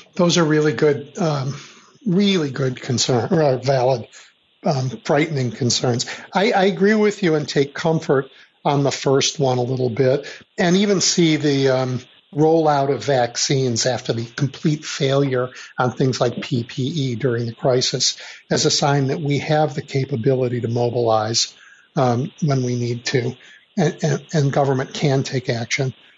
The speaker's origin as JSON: {"language": "English", "town": "Chicago", "region": "Illinois", "country": "United States", "tie": "born or raised there", "said": "I grew up in Chicago during the years of Richard J. Daley, the first Mayor Daley."}